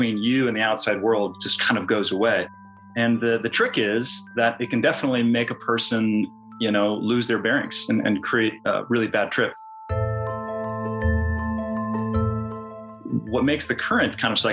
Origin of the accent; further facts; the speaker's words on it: Kansas, United States; I come from Kansas. I'm from the Midwest